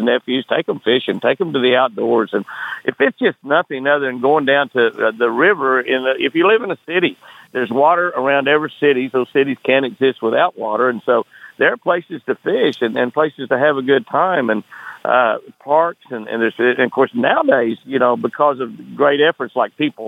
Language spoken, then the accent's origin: English; Moore, Oklahoma, United States; also born or lived in San Marcos, Texas / Lake Tenkiller, Oklahoma; I grew up around Moore, Oklahoma, but it was in the country back in those days.